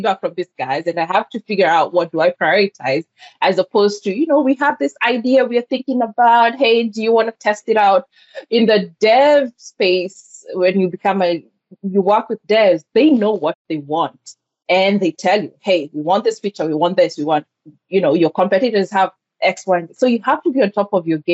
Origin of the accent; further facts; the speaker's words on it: Kenya; English is a second language; moved away as an adult; also born or lived in Georgia, United States; now in Atlanta, United States; I was born and raised in Kenya